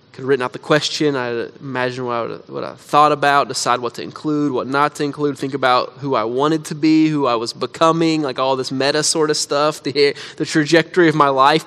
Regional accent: United States; as American Christians

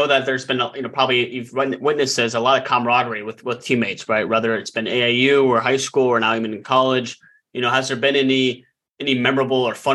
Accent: Denver, Colorado, United States; I'm from Denver

